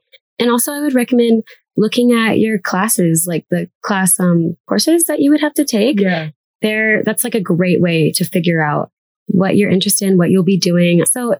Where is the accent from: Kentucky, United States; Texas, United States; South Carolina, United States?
Texas, United States; Dallas; moved away as an adult; now in Colorado, United States; I'm from Dallas, Texas.